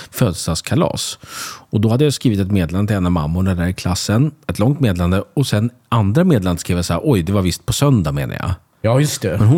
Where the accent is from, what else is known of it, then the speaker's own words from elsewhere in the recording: Sweden; jag känner mig kränkt som svensk